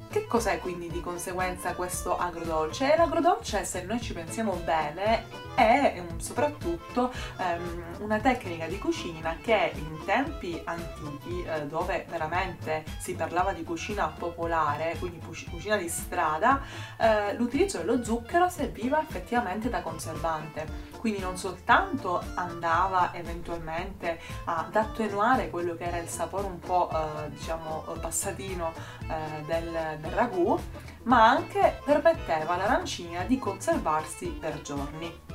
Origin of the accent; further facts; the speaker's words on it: Palermo, Sicily, Italy; sono nata e cresciuta a Palermo